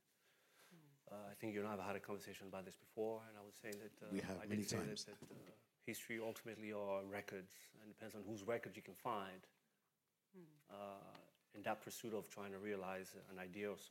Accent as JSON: {"language": "English", "town": "Benin City", "region": "Edo", "country": "Nigeria", "tie": "born or raised there", "said": "being born and raised in Benin City"}